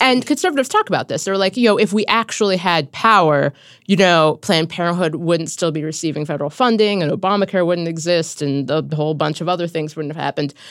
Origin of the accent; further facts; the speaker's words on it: Cincinnati, Ohio, United States; moved away; my hometown of Cincinnati